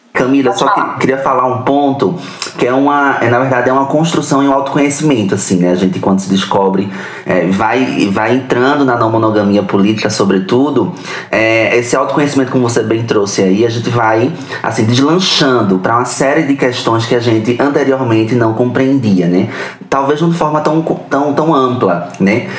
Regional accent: Recife, Pernambuco, Brazil; sou de Recife, ali em Pernambuco.

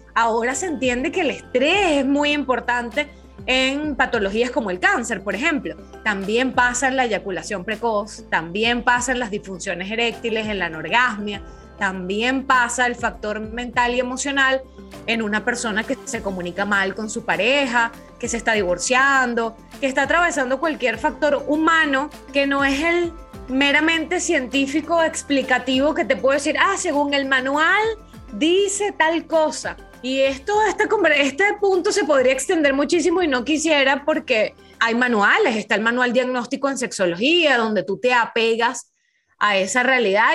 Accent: Venezuela; en Venezuela, en mi país

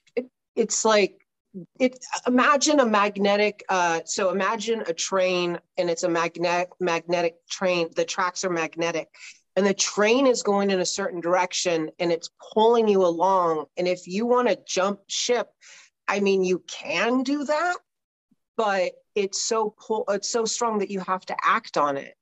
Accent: Southern California, United States; I grew up in Southern California

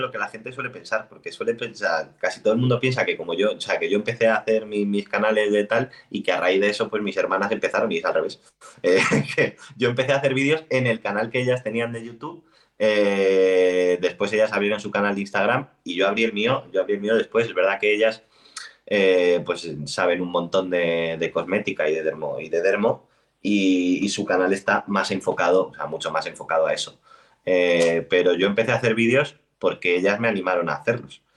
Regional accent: Spain; soy español, español de España.

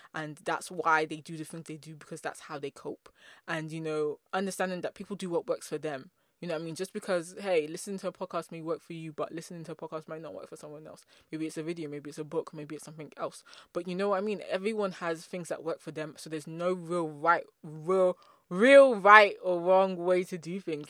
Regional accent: England, United Kingdom; I'm from England

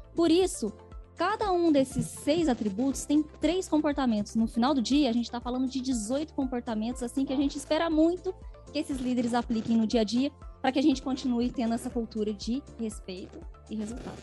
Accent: Machado, Minas Gerais, Brazil; moved away; also born or lived in Campinas; sou mineira, diretamente de Machado, Minas Gerais

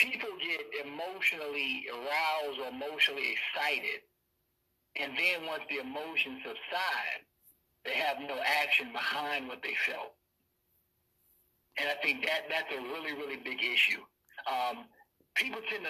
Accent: Cleveland, Ohio, United States; Born and raised in Cleveland, Ohio

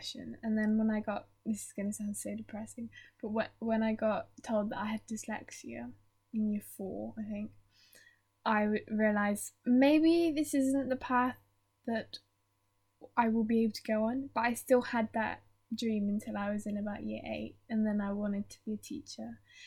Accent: Wellington, New Zealand; Wellington, New Zealand

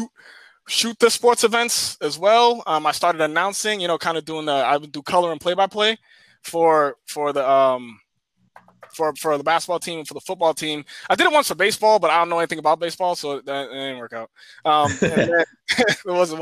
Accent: Cambridge, Massachusetts, United States; I'm from Cambridge

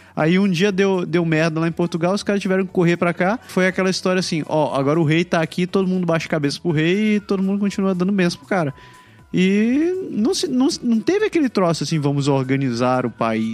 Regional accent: Brazil; moved away; eu sou brasileiro

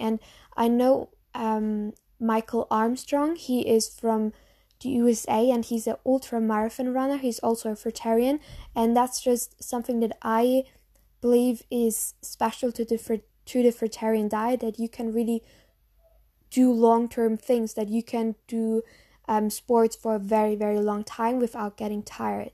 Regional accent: Germany; English is a second language; maybe you know from my accent that I'm from Germany.

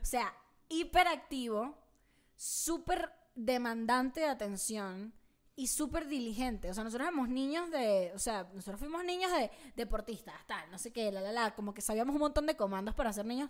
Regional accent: Caracas, Capital District, Venezuela; also born or lived in El Tigre, Venezuela; now in Mexico City, Mexico; Caracas es un valle, la ciudad donde yo, donde yo me crié y nací

